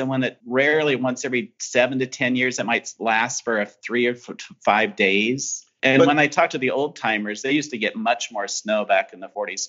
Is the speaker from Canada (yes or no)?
no; Iowa, United States; moved away; Well, I'm from Iowa